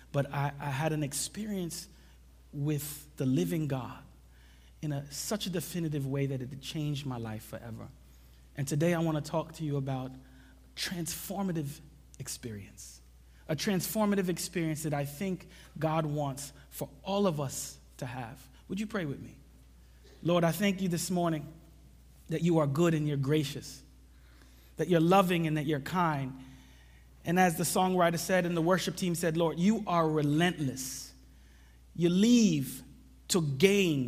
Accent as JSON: {"language": "English", "town": "New York City", "region": "New York", "country": "United States", "tie": "born or raised there", "also_born_or_lived": "Jamaica", "said": "I came to the U.S. when I was 4. And, you know, I grew up in New York City"}